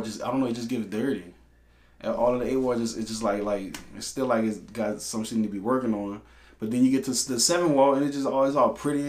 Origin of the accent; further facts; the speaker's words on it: New Orleans, Louisiana, United States; So I am from the West Bank of New Orleans. Back of Scottsdale, Harvey Hustlers.